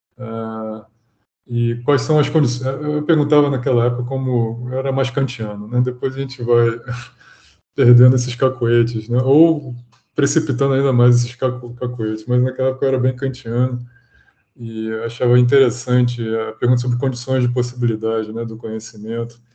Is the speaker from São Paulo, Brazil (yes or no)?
no; Rio de Janeiro, Brazil; eu sou natural do Rio